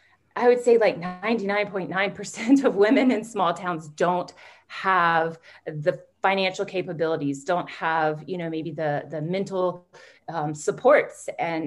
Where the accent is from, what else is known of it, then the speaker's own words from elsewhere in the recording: Jackson, Mississippi, United States; moved away as an adult; now in Alberta, Canada; So I grew up in Jackson, Mississippi. So Jackson's the capital of Mississippi, but I think at the time, it was around 150,000 people, maybe a little less.